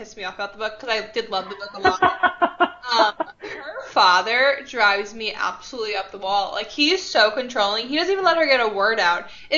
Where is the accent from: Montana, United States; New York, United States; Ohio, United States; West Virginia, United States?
New York, United States; Long Island; also born or lived in Manhattan, New York; I was born and raised in Long Island, New York